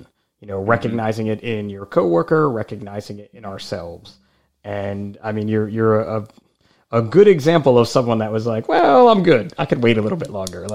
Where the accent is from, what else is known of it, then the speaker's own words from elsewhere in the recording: New Jersey, United States; I'm from New Jersey